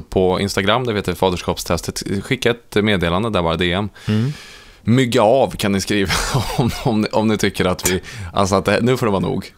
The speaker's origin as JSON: {"language": "Swedish", "town": "Ransäter", "region": "Värmland", "country": "Sweden", "tie": "born or raised there", "moved": "yes", "said": "när jag är eh, hemma i Ransäter på midsommar"}